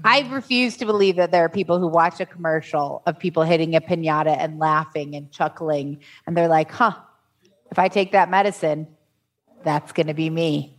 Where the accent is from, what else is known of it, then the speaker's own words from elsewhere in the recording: Chicago, Illinois, United States; now in Arizona, United States; I grew up in Chicago